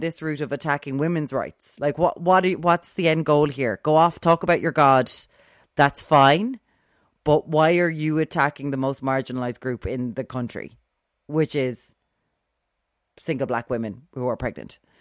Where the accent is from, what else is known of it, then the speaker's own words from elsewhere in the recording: Ireland; We have a Celtic heritage here in this country